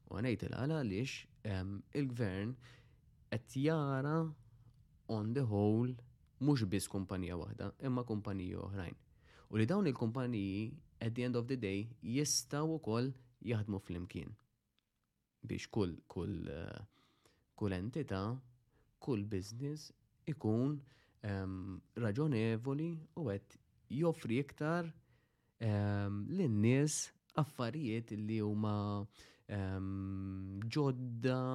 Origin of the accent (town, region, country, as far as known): Malta